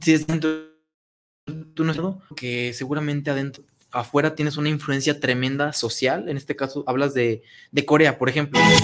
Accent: San Julián, Jalisco, Mexico; moved away as an adult; now in Guadalajara, Mexico; cuando me salí de mi pueblo, yo soy de San Julián, Jalisco, un hermoso pueblito

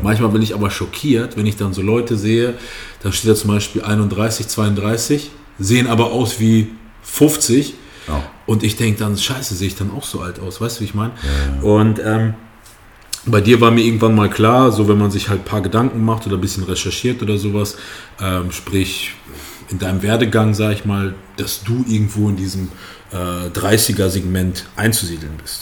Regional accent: Kassel, Hesse, Germany; ich komme aus Kassel

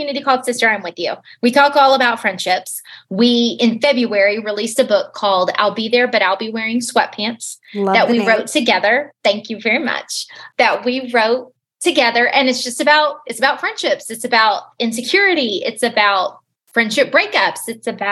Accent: Houston, Texas, United States; now in West Texas, United States; I grew up in Houston, Texas, outside of Houston

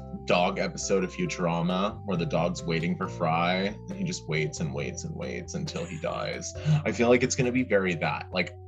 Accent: Canada; I am a Canadian citizen.

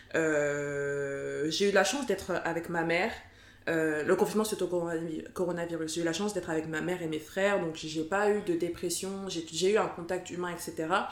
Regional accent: France; je suis née, j'ai grandi en France

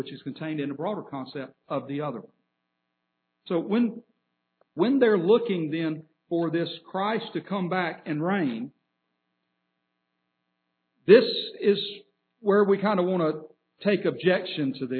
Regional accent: Birmingham, Alabama, United States; I can tell somebody I'm from Alabama. I'm completely right. I could tell somebody I'm from the city of Birmingham. I'm completely right.

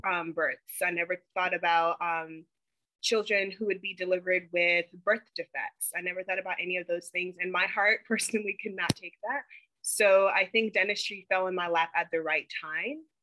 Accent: Charlotte, North Carolina, United States; also born or lived in Tema, Ghana / Chapel Hill, North Carolina; now in Los Angeles, United States; I'm from Charlotte, North Carolina, but my family's originally from Ghana, West Africa. I actually moved to America when I was six years old from Ghana and um, went to school in uh, Charlotte in North Carolina

